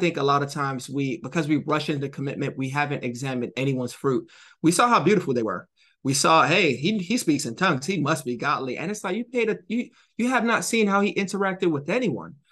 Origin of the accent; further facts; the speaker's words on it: Jamaica; I'm Jamaican.